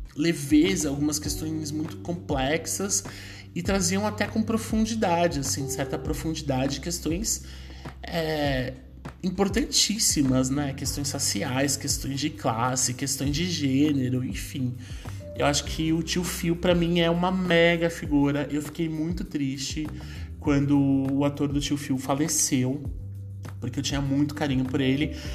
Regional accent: Brazil; a minha família, em especial, teve uma ascensão econômica dentro da periferia e se manteve na periferia até hoje, né? Hoje eu, eu me mudei da Zona Leste, hoje eu moro numa região mais central aqui da cidade

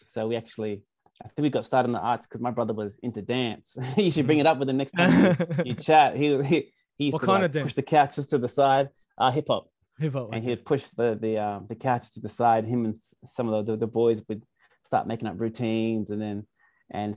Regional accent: Canberra, Australian Capital Territory, Australia; Canberra, born and raised.

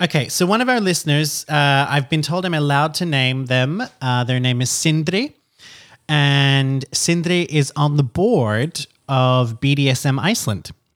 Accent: Australia; now in France; I'm an Australian citizen.

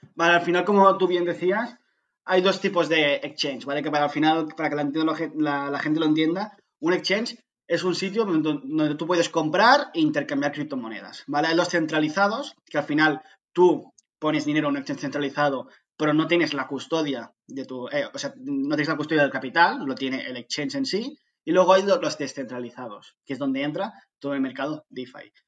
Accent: Barcelona, Catalonia, Spain; soy de Barcelona

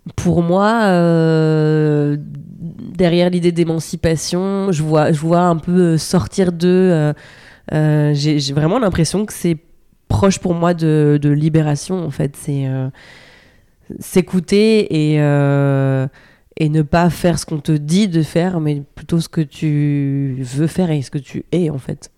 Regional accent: Normandy, France; j'ai grandi en Normandie dans la campagne

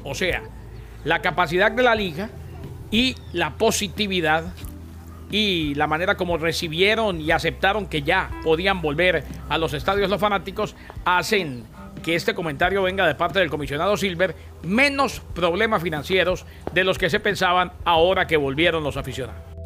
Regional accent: Colombia; yo como colombiano

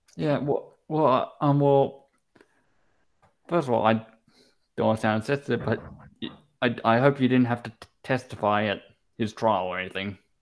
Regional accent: Brisbane, Queensland, Australia; moved away; I lived in Queensland for nine years. I lived in Brisbane, went to primary school there.

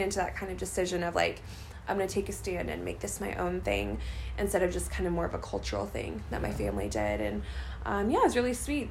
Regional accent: St. Louis, Missouri, United States; moved away as an adult; also born or lived in Joplin, Missouri; I grew up in St. Louis, Missouri area, born and raised, and lived there my whole life until it was time to go to college

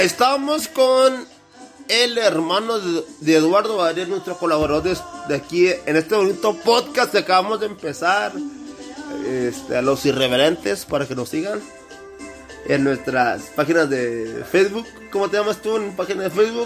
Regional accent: Saltillo, Coahuila, Mexico; yo soy de Saltillo, Coahuila y son tres calles

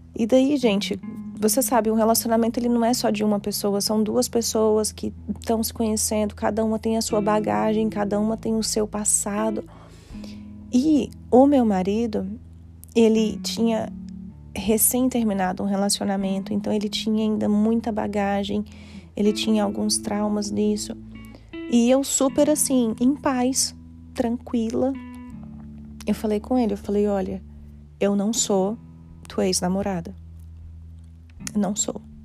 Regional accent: Brazil; sou brasileira

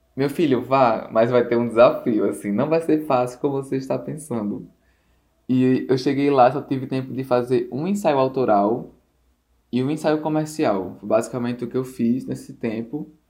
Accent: Natal, Rio Grande do Norte, Brazil; sou daqui de Natal

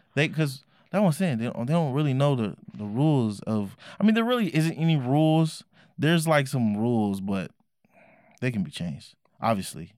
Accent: Oakland, California, United States; I was raised in Oakland, California at the time

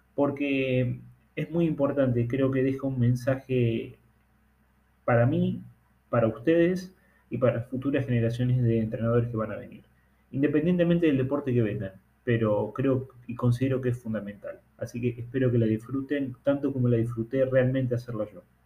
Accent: Argentina; en mi país, de la Argentina

